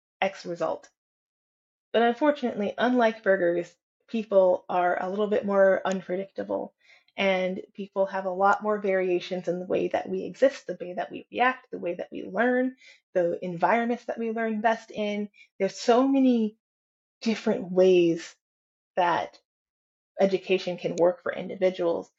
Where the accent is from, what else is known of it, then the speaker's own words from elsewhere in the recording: California, United States; I come from California